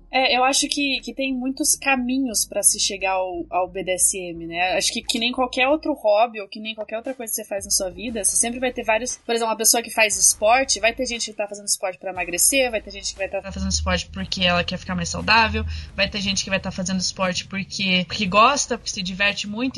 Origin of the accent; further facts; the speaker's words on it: Curitiba, Paraná, Brazil; eu também sou de Curitiba, que nem a Lene e a Kali